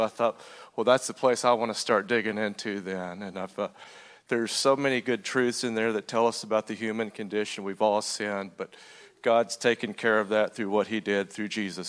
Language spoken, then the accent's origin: English; Paducah, Kentucky, United States; now in Brookport, United States; I'm originally from Paducah, Kentucky, born here in 1970. I've been married to my wife, Ellie, for 24 years now. We live in Brookport now, right across the river there.